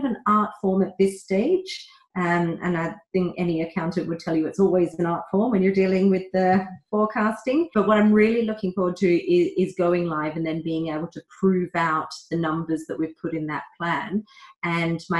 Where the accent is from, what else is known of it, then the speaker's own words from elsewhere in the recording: Australia; moved away as an adult; now in London, United Kingdom; So I'm Australian originally. I grew up there for 19 years.